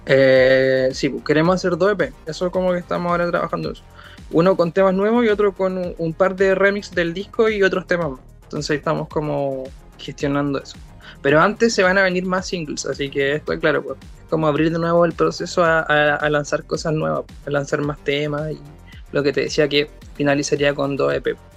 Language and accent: Spanish; Coronel, Biobío, Chile; somos del Coronel, somos del, nos conocimos en el colegio